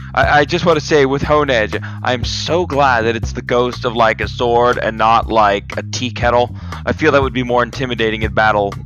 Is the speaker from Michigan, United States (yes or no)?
no; Florida, United States; I'm from Florida.